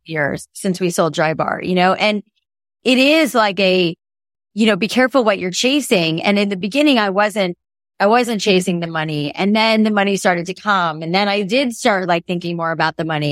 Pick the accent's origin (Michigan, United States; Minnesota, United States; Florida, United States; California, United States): Florida, United States; South; growing up in South Florida